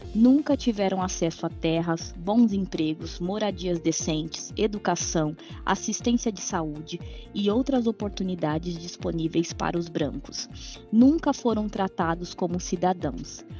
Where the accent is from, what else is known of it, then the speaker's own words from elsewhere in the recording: São Paulo, Brazil; eu cresci na periferia, no Capão Redondo